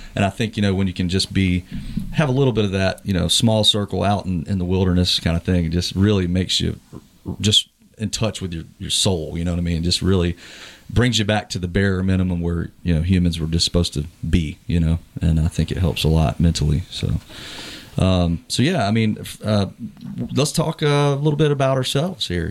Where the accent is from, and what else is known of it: Moore County, North Carolina, United States; born or raised there; also born or lived in Chesapeake, Virginia